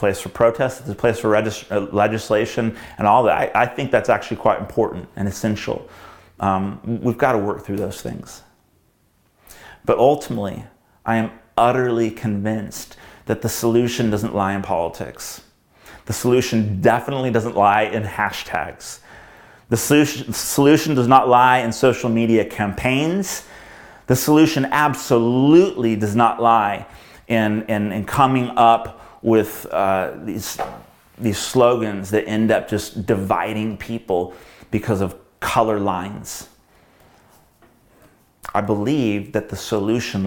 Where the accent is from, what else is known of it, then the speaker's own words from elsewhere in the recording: United States; growing up in America